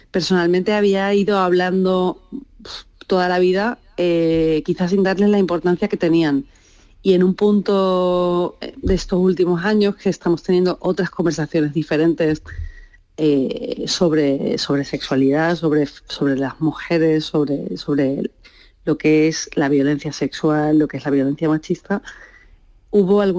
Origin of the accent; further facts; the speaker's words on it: Seville, Andalusia, Spain; A ver, eh, claro, yo, soy de Sevilla y para mí era súper importante rodar el corto en Sevilla